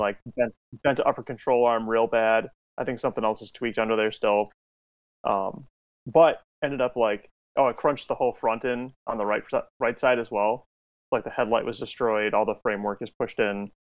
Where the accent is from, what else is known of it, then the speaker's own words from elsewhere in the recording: outside Chicago, Illinois, United States; I'm from Illinois, outside of the city of Chicago